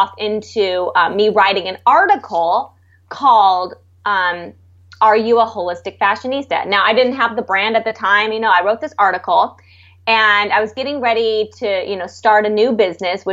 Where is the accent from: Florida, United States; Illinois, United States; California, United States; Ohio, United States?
California, United States; San Diego; moved away; also born or lived in San Francisco / Los Angeles; I'm from San Diego. I grew up on the beach.